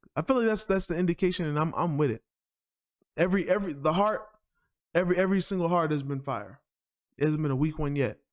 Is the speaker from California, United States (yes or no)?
no; New York, United States; I'm from New York